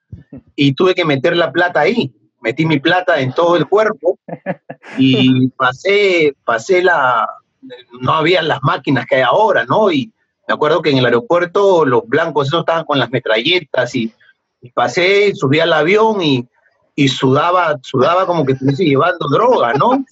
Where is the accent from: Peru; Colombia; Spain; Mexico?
Peru; yo soy peruano